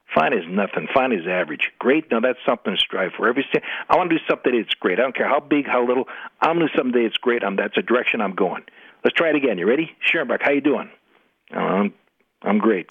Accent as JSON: {"language": "English", "town": "Minneapolis", "region": "Minnesota", "country": "United States", "also_born_or_lived": "St. Cloud, Minnesota", "said": "I'm from Minneapolis"}